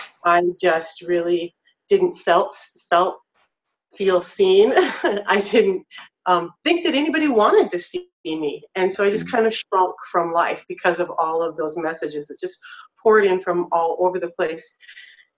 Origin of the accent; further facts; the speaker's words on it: North Idaho, United States; I grew up in North Idaho